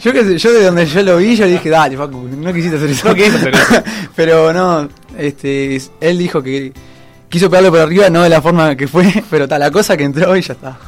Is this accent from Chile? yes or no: no; Montevideo, Uruguay; yo soy de Aguada, del barrio de Aguada.